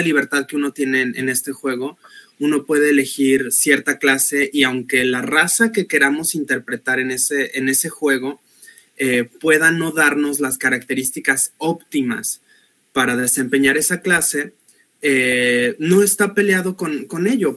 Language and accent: Spanish; Guadalajara, Jalisco, Mexico; soy de Guadalajara, Jalisco.